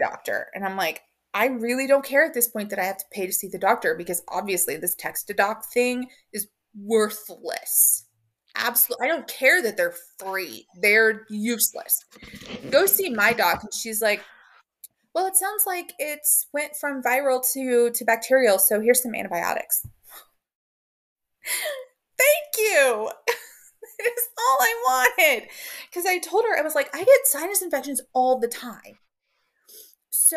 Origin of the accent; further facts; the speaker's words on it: Oklahoma, United States; I am Southern girl from Oklahoma.